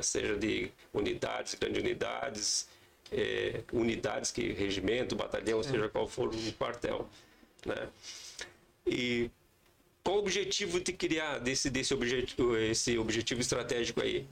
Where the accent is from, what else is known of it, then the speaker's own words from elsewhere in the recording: Passo Fundo, Rio Grande do Sul, Brazil; moved away as an adult; also born or lived in Três Corações, Minas Gerais; Eu sou natural de Passo Fundo, aqui no Rio Grande do Sul